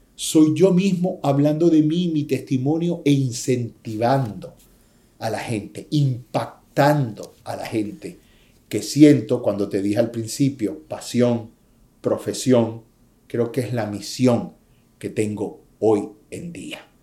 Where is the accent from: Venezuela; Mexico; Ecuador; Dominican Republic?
Venezuela; moved away as an adult; now in United States; Me vine aquí a mis 21 años después de haber estado en la cima del éxito en mi país